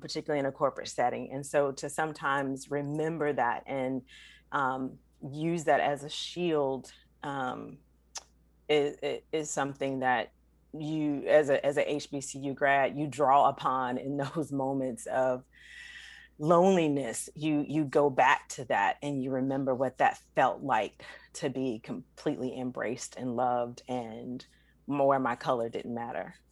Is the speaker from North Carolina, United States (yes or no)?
yes; North Carolina, United States; growing up in North Carolina